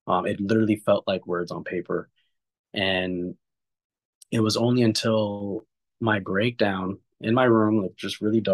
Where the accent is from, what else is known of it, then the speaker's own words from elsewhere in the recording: New York City, New York, United States; I grew up in New York in a very surrounded by a melting pot of many different backgrounds